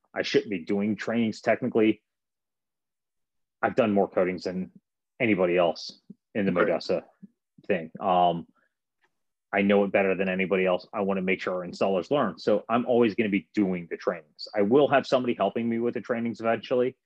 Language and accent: English; Japan; now in United States; I was raised in Japan.